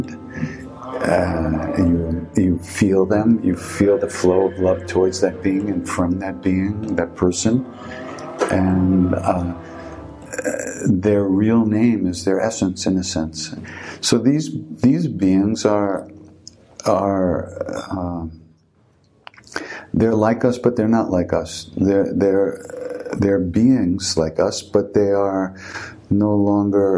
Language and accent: English; Long Island, New York, United States; I grew up on Long Island, and not much is real there